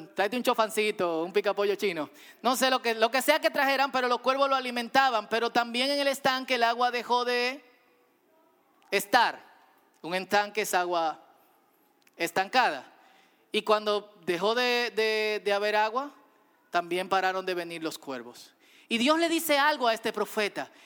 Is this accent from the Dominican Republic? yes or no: yes; Dominican Republic; como dominicanos